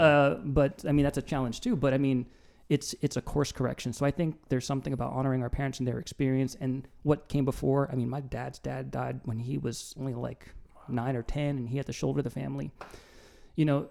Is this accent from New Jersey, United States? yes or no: yes; New Jersey, United States; I'm from Jersey.